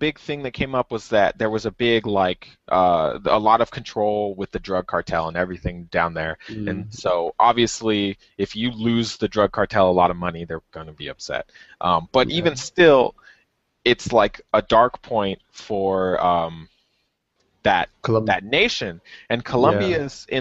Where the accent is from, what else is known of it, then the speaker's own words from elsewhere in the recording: United States; I'm American